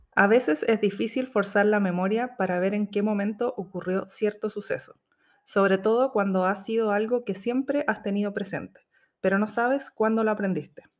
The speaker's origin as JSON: {"language": "Spanish", "country": "Chile", "accent": "Chilean", "moved": "as an adult", "lives_now": "New Zealand", "said": "estoy tratando de neutralizar mi acento chileno"}